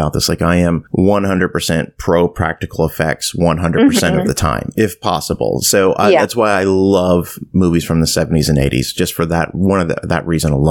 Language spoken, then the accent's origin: English; East Coast of Canada, Atlantic Canada, Canada; growing up in Canada, I grew up on the East Coast